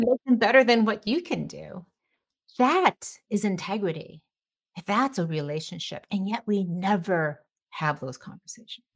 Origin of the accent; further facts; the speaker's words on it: Detroit, Michigan, United States; I grew up in Detroit, um, the daughter of immigrants